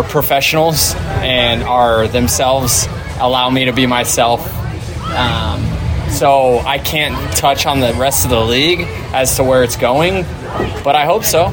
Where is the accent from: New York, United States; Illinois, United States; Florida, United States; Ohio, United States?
Florida, United States; Tampa; it's my hometown